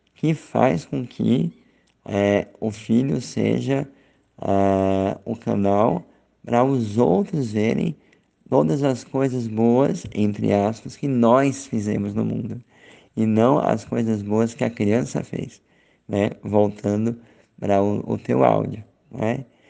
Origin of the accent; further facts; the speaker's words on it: Aracaju, Sergipe, Brazil; moved away; eu tô aqui em Aracaju, em Sergipe, na minha terra natal